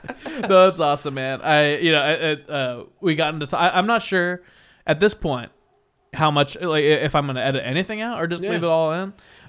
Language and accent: English; Wichita, Kansas, United States; And I'm from Wichita, Kansas, which is also different.